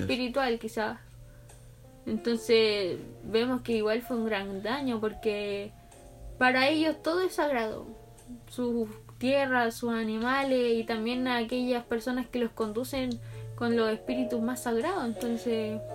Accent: Chile; nosotros como chilenos

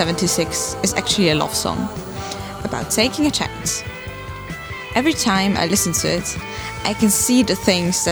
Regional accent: northern Italy, Italy; moved away as an adult; now in The Hague, Netherlands; I escaped my life in Northern Italy to do an exchange in the Netherlands. Here, in The Hague, I had the opportunity to learn and discover so many new things I would have never seen at my hometown

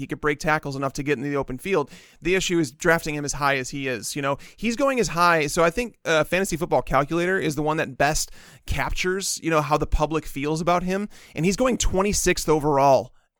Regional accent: Chicago, Illinois, United States; I'm also from Chicago

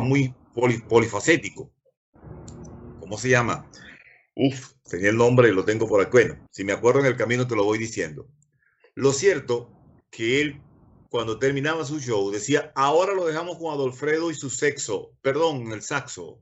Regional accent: Maturín, Monagas, Venezuela; moved away as an adult; now in Neuquén, Argentina; yo nací en Maturín. Yo nací donde está actualmente la Plaza Rómulo Gallegos

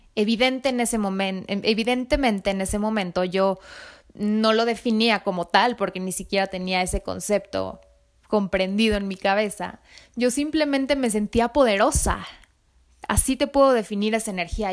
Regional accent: Mexico City, Mexico; soy mexicana nací en México, en la Ciudad de México

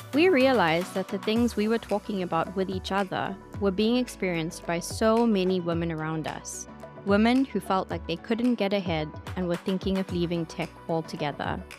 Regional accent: South Africa; now in London, United Kingdom; I'm from South Africa, I'm now in London

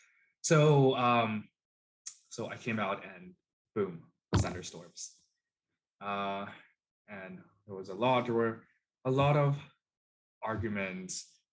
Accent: China; now in Canada; So I'm Chinese Canadian. I am an immigrant to Canada. My parents also immigrated to Canada.

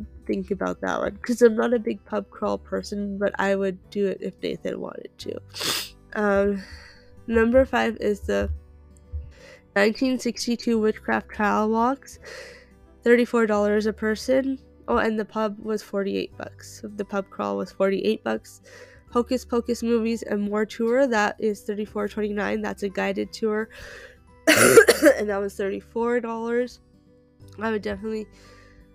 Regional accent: Canada; I am Canadian

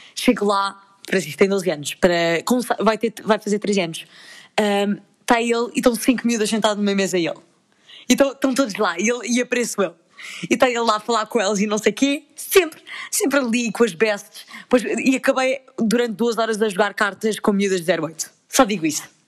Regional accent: Lisbon, Portugal; ich wohne aus Lissabon und ich komme aus Portugal

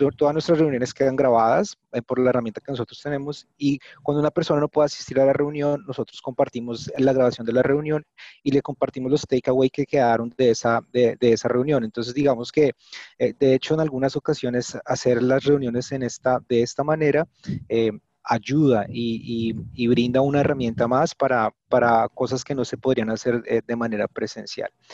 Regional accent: Bogotá, Colombia; soy colombiano, bogotano también

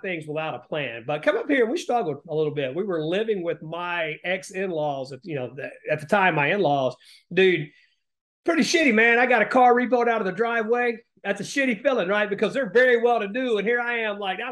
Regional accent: Appalachia, United States; moved away as an adult; I grew up in Appalachia, well, the poorest parts of the country

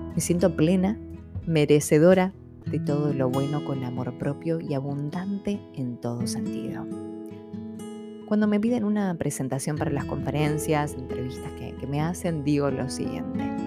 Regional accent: San Pedro, Buenos Aires Province, Argentina; moved away as an adult; Me había ido de mi ciudad de origen, San Pedro, Buenos Aires, en búsqueda de una nueva vida

